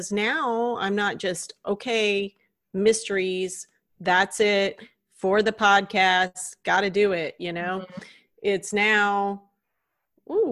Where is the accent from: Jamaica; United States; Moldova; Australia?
United States; the South; I'm from the South